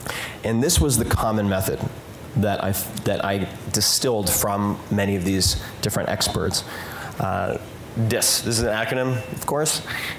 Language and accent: English; Long Island, New York, United States; I grew up on Long Island.